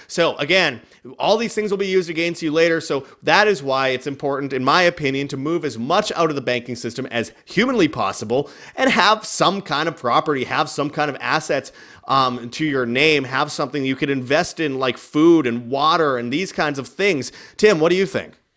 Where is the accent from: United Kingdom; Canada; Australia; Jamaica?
Canada; moved away as an adult; now in Mexico; I'm just like some Canadian dude that's not proud of being Canadian, that just doesn't wanna be in Canada